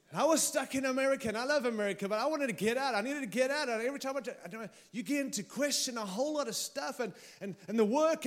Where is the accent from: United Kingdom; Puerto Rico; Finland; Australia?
Australia; now in United States; I arrived here with my Aussie passport and I came in as an Aussie